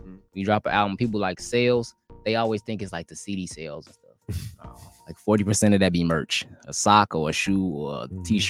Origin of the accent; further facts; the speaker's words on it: Indiana, United States; a lot of my fans know me and know that I'm from Indiana originally.